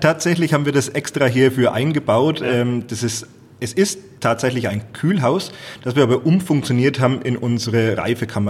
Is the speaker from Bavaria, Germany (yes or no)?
yes; Franconia, Bavaria, Germany; unsere fränkische Heimat